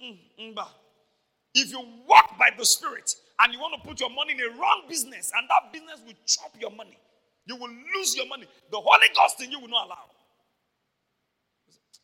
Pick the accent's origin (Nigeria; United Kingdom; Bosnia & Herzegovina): Nigeria; Iboropa, Akoko, Ondo; I'm from Iburupa, Akoko in Ondo State, Nigeria.